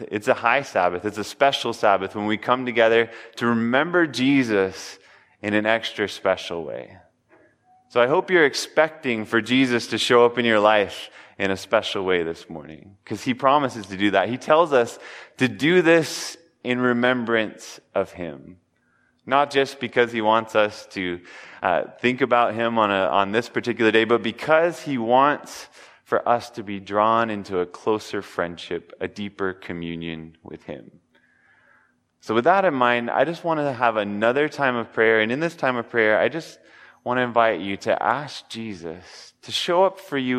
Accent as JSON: {"language": "English", "town": "Denver", "region": "Colorado", "country": "United States", "tie": "born there", "said": "I was born in Denver, but only lived in Colorado for a little while"}